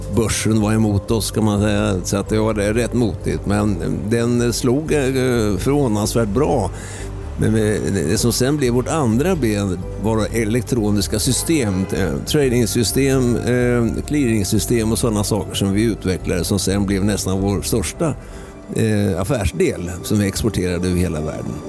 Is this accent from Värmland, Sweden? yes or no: no; Östergötland, Sweden; moved away; also born or lived in Värmdö / Höga Kusten; jag är född i Östergötland